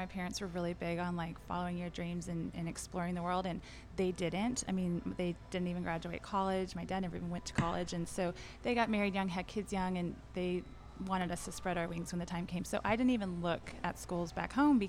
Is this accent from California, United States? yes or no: yes; Orange County, Southern California, United States; moved away as an adult; now in Dallas, United States; I'm from Orange County.